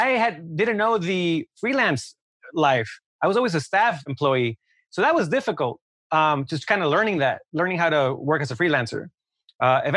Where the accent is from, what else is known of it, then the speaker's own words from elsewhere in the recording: Tijuana, Baja California, Mexico; moved away as an adult; also born or lived in San Diego, California, United States / Michigan, United States / New York City, United States; now in Los Angeles, United States; I grew up in San Diego and Tijuana. I grew up along the border. I mean, I was, you know, I had always, you know, I lived in Tijuana, Mexico, all my life